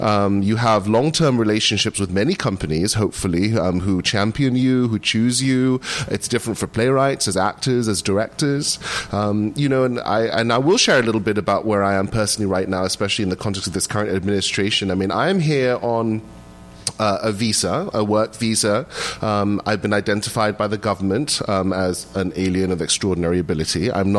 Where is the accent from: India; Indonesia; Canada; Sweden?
Indonesia; now in United States; my home country of Indonesia, which is where my parents and my whole family still live, does not look kindly on dual citizenship.